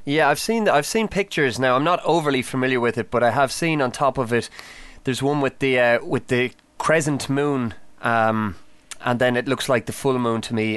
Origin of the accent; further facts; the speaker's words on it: Ireland; the old Celtic myths that I would have been familiar with growing up in Ireland